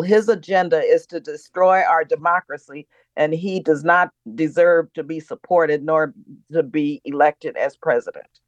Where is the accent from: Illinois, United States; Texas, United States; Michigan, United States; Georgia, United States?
Texas, United States; El Paso; now in California, United States; born and raised in El Paso, Texas, in an immigrant community